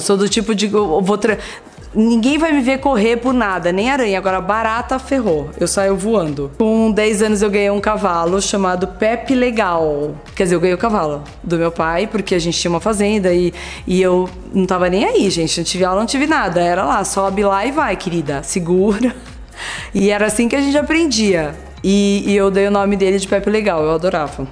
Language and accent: Portuguese; Bauru, São Paulo, Brazil; moved away as an adult; eu morava no interior